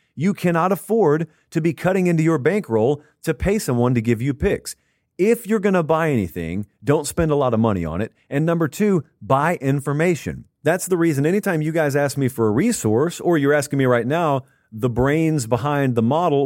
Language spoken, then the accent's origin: English; Georgia, United States; I'm from Georgia